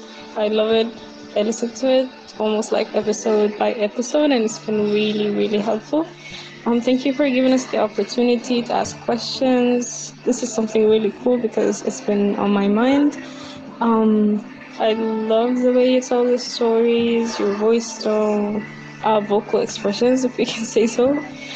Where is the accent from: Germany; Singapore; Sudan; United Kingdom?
Sudan; I'm from Sudan.